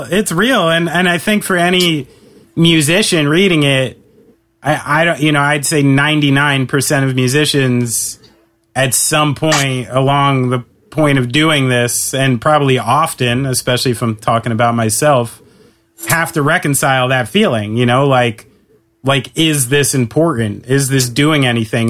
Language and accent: English; New York, United States; I'm a New Yorker